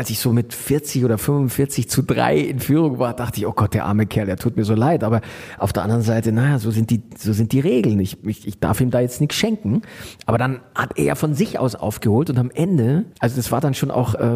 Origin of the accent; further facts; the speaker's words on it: Munich, Bavaria, Germany; Also ich war es ja, ich bin ja Münchner